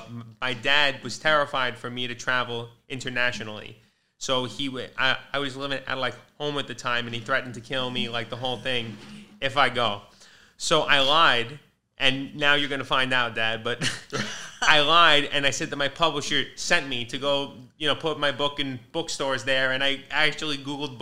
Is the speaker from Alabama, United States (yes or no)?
no; New York City, New York, United States; I'm from Maspeth.